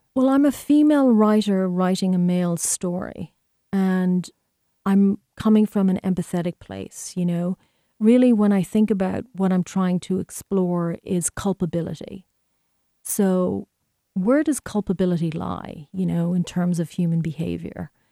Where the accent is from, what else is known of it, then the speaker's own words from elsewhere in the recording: Ireland; moved away as an adult; now in United States; growing up in Ireland